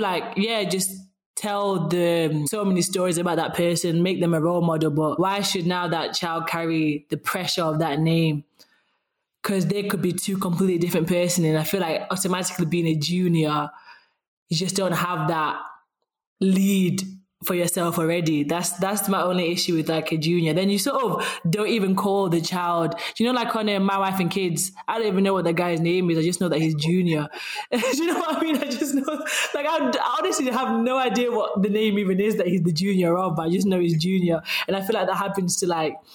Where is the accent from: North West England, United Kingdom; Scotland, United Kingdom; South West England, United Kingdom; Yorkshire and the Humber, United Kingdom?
Yorkshire and the Humber, United Kingdom; Sheffield; accent: Sheffield; my Sheffield accent just came out then